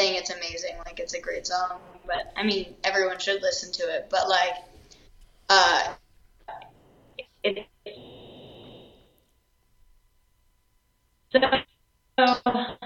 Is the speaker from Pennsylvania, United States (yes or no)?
yes; York, Pennsylvania, United States; moved away as an adult; now in Austin, United States; I'm from York, Pennsylvania